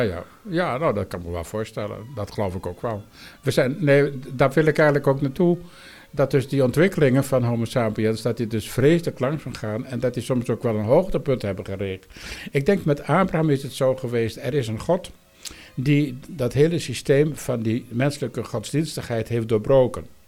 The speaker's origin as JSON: {"language": "Dutch", "region": "Friesland", "country": "Netherlands", "said": "ik kom uit Friesland"}